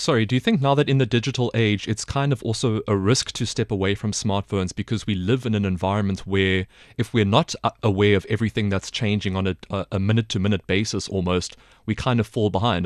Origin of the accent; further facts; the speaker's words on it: South Africa; now in China; as a South African